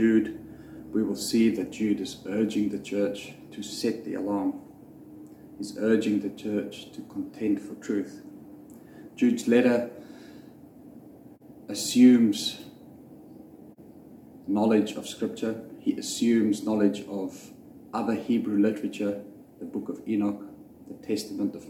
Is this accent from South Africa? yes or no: yes; South Africa; I grew up in South Africa